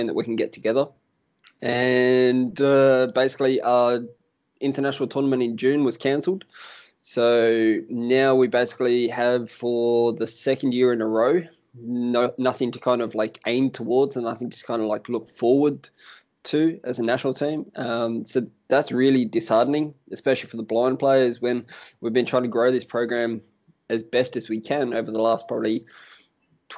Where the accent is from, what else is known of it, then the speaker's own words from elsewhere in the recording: Sydney, New South Wales, Australia; I'm here from Sydney, Australia